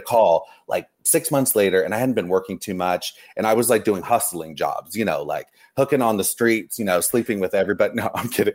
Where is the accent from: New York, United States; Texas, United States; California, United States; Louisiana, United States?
California, United States; Los Angeles; also born or lived in Orange County; I grew up here in Los Angeles, okay. Orange County, LA. I was always, I, I was always here as a kid